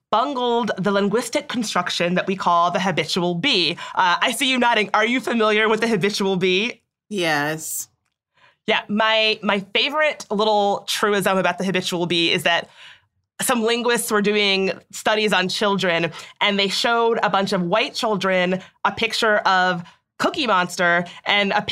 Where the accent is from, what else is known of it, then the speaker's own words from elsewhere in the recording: Chicago, Illinois, United States; I'm from Chicago.